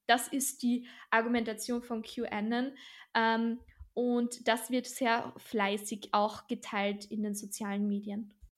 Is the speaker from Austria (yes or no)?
yes; Austria; bei uns in Österreich